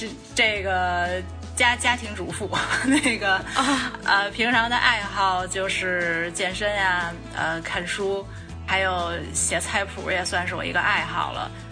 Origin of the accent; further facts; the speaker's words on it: Beijing, China; moved away; 我我是北京人，从小在北京